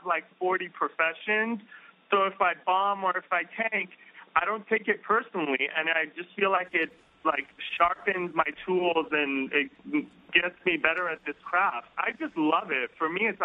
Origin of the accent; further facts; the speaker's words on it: Beverly Hills, California, United States; I grew up in Beverly Hills